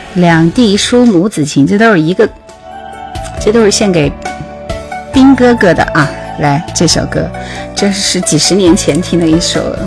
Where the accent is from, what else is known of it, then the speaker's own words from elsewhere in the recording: Jingzhou, Hubei, China; 我是湖北荆州人，荆州